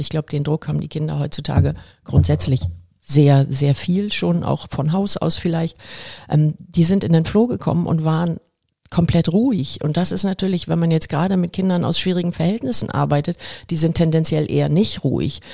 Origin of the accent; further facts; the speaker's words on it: Hamburg, Germany; Ich bin hier in Volksdorf aufgewachsen